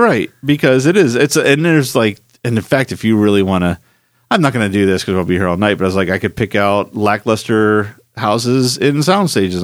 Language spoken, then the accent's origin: English; Philadelphia, Pennsylvania, United States; moved away; I grew up in Philadelphia